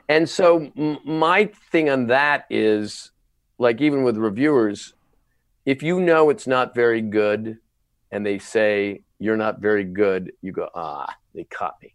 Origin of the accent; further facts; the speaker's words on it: Canada; moved away as an adult; now in United States; As a Canadian